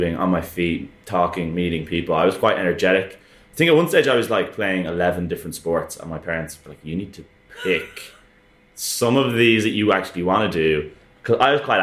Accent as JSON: {"language": "English", "town": "Dublin", "region": "Leinster", "country": "Ireland", "tie": "born or raised there", "said": "I grew up in Dublin. I'm a city centre boy all my life"}